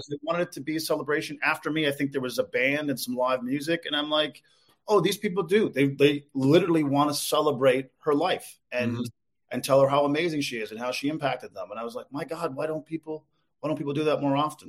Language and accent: English; Newfoundland and Labrador, Canada; moved away; also born or lived in Calgary, Alberta; I'm, I'm from Newfoundland originally